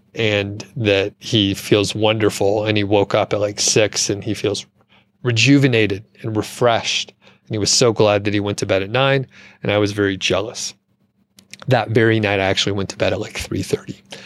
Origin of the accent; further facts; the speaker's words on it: the South, United States; moved away; also born or lived in Bozeman, Montana; I'm from the South